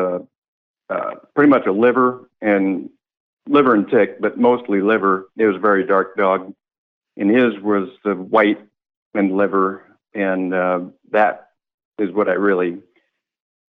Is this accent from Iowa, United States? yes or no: yes; Ames, Iowa, United States; I'm calling from Ames, Iowa. I've lived here all my life